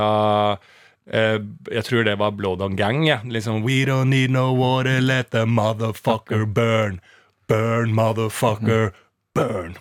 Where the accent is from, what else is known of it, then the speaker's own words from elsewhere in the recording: Norway; jeg vokste opp i blokk på Bergsverk